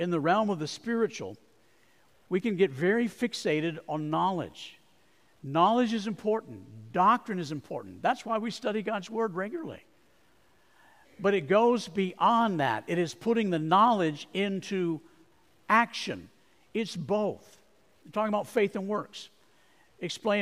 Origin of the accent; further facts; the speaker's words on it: Arizona, United States; I grew up in Arizona